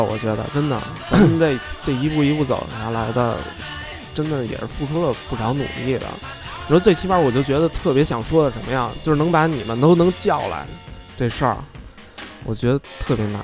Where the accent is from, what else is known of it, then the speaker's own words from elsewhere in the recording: Beijing, China; 咱们是北京的，真 是土生土长的孩子